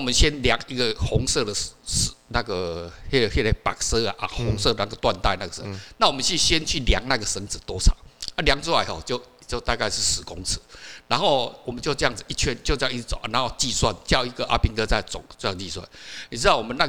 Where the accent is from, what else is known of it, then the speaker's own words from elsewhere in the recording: Kaohsiung, Taiwan; 我小时候住在那个高雄地区嘛，